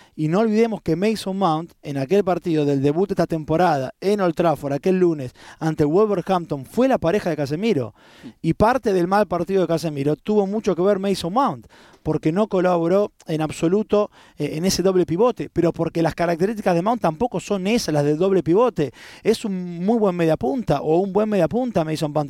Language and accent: Spanish; Argentina; como argentino